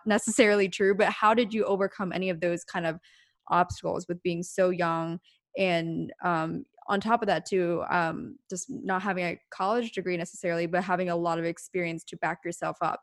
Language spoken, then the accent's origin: English; small town Pennsylvania, United States; now in Los Angeles, United States; both of us coming from small town Pennsylvania